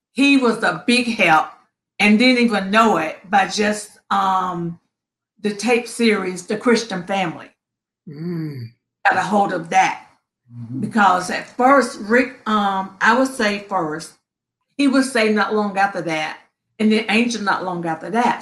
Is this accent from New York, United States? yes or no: no; Princeton, North Carolina, United States; now in Upper Marlboro, United States; I am originally from Princeton, very small town in North Carolina